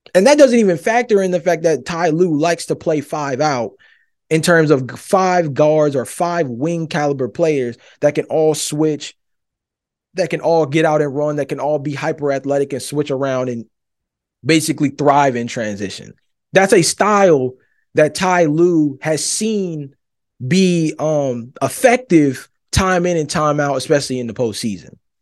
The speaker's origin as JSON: {"language": "English", "region": "Georgia", "country": "United States", "said": "I'm from Georgia"}